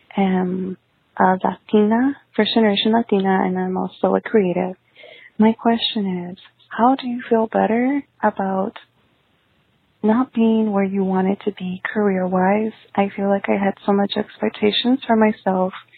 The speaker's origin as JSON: {"language": "English", "region": "Texas", "country": "United States", "said": "I am from Texas"}